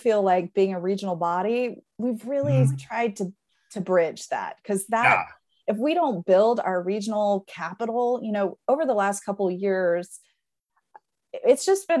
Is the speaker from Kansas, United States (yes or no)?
yes; Overland Park, Kansas, United States; moved away as an adult; also born or lived in Lawrence, Kansas; now in Missouri, United States; I grew up in Overland Park, you know, so I lived on the Kansas side for half my life, more than half my life, including living in Lawrence. And now I'm a Missourian, so I kind of can see it both ways.